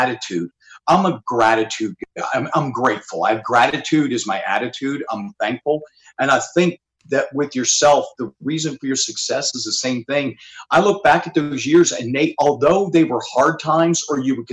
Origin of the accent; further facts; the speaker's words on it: Mechanicsburg, Pennsylvania, United States; moved away; also born or lived in Pittsburgh, Pennsylvania / Butler, Pennsylvania; I grew up in Mechanicsburg, Pennsylvania, but I was originally born in Pittsburgh and Butler